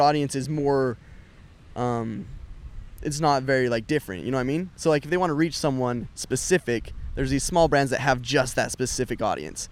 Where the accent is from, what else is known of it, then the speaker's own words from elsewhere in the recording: Utah, United States; I'm from Utah